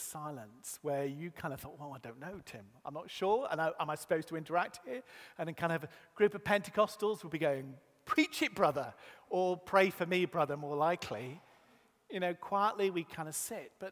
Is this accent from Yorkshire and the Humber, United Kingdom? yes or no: yes; Yorkshire and the Humber, United Kingdom; I was born in Yorkshire.